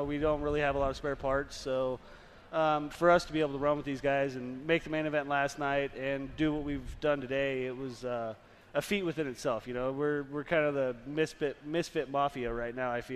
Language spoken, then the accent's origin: English; California, United States; I'm from California